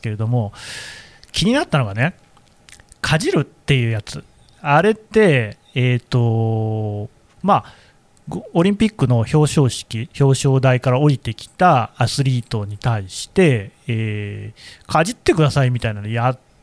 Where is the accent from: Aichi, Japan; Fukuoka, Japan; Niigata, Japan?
Aichi, Japan; Nagoya; now in Tokyo, Japan; 私は、あの、名古屋出身なんですよね。